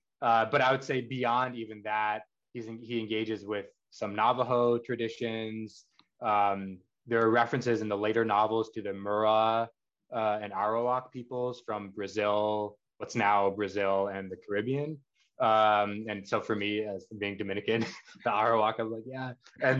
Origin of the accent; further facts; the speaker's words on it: Pakistan; And then, of course, also as a Pakistani, I have to shout out the Tlilaksu group